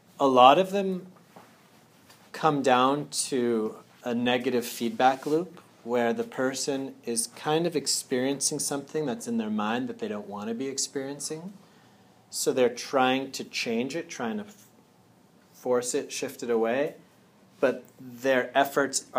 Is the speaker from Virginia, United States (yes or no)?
no; Andover, Massachusetts, United States; I'm originally from Andover, Mass